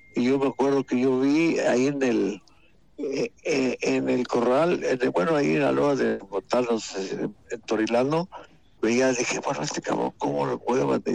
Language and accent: Spanish; Mexico; somos mexicanos